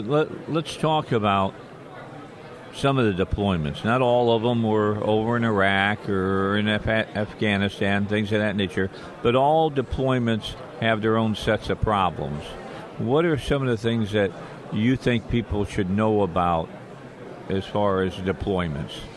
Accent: Little Rock, Arkansas, United States; I'm from Little Rock, Arkansas

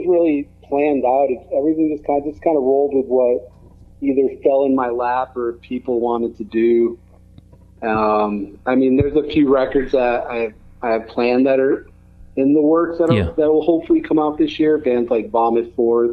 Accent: Connecticut, United States; I grew up in Connecticut

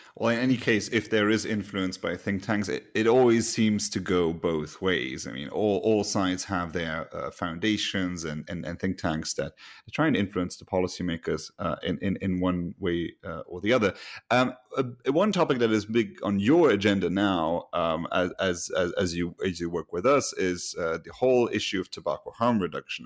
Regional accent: Luxembourg; I'm from Luxembourg

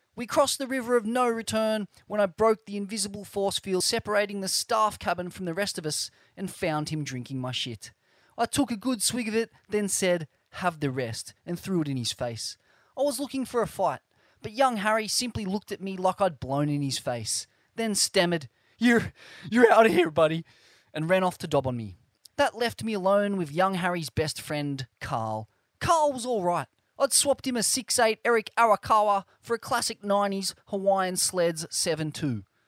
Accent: Australia; Growing up in Australia

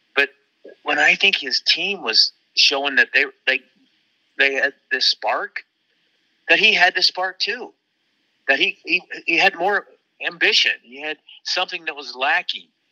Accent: Waterloo, Iowa, United States; my hometown of Waterloo Cedar Falls at the University of Northern Iowa

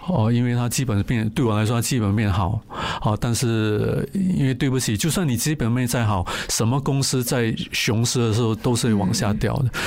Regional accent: Singapore; 我是新加坡人，我就会去买新加坡的银行啊、D B S、O C B C、U O B

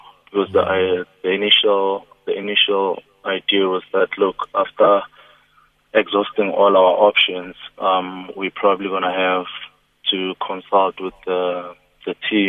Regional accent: South Africa; I'm still a South African footballer in a professional league

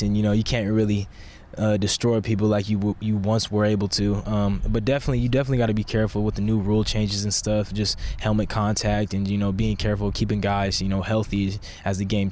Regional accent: Sacramento, California, United States; moved away; I loved growing up in Sacramento

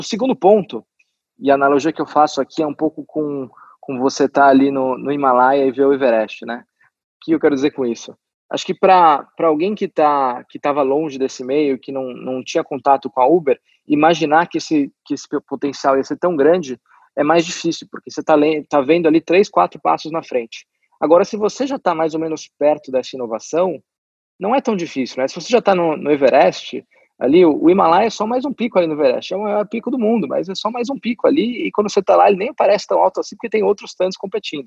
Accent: Brazil; eu sou brasileiro

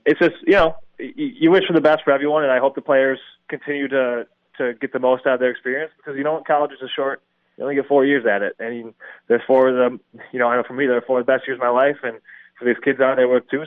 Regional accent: Milwaukee, Wisconsin, United States; I grew up in Milwaukee and was kind of raised a Marquette fan.

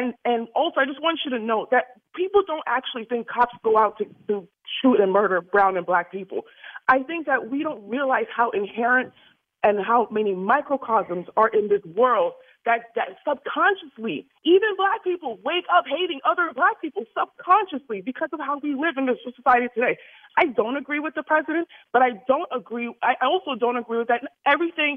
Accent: New York City, New York, United States; now in Delray Beach, United States; I'm originally from the Bronx

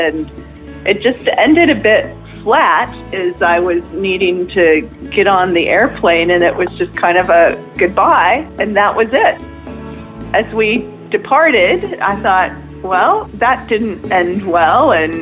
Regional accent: Oregon, United States; now in Melbourne, Australia; I was born in the state of Oregon in the U.S., and did not get raised in a Christian family

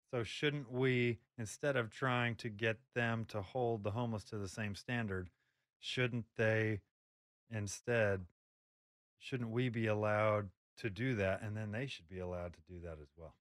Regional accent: Oklahoma, United States; I'm from Oklahoma

